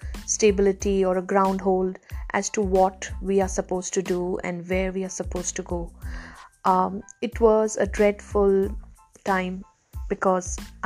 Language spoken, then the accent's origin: English; Chennai, Tamil Nadu, India; moved away as an adult; also born or lived in Taiwan; I was born in a beautiful city called Chennai, which is in South India.